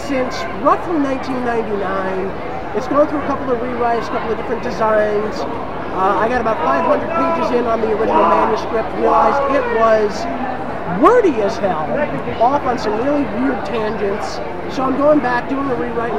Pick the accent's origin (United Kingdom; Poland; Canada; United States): United States; Brooklyn, New York; now in Saratoga Springs, United States; I live right here in Saratoga Springs. I'm originally from Brooklyn.